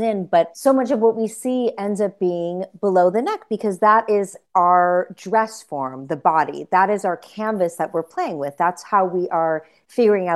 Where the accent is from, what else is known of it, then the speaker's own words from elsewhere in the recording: middle America, Midwest, United States; we used to love to go to the flea markets in my hometown